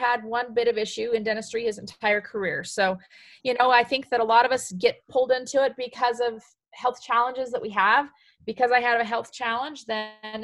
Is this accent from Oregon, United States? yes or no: no; Emery County, Utah, United States; also born or lived in Provo, Utah / Omaha, Nebraska; Born in Provo, Utah, of all places. I was raised in Emory County, though, kind of central Utah area